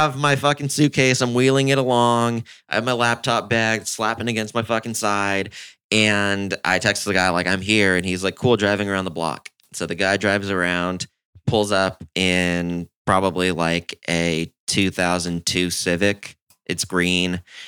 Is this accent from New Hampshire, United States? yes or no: no; California, United States; And I was like, I'm from California.